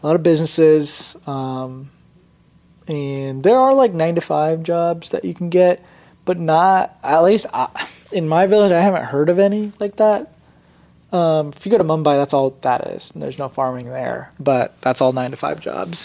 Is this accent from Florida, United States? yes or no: no; Indiana, United States; also born or lived in Gujarat, India; I was born in India, came to America when I was about three years old, and then um, kind of just lived in Indiana my entire life after that.